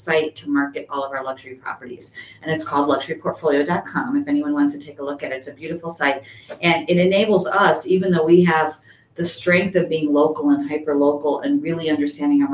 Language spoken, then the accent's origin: English; Addison, Illinois, United States; now in Chicago, United States; I grew up in Addison, which most people don't know, which is not a luxury market. I moved to Chicago